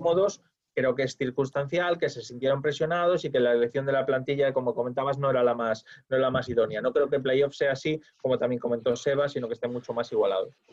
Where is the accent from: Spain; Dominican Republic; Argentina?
Spain; yo soy español